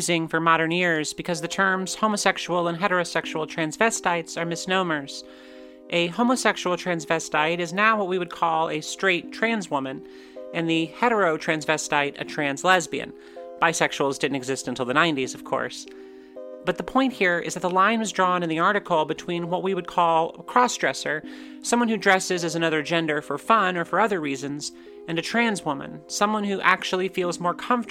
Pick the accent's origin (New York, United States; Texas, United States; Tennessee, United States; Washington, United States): Tennessee, United States; Johnson City; my hometown, Johnson City, Tennessee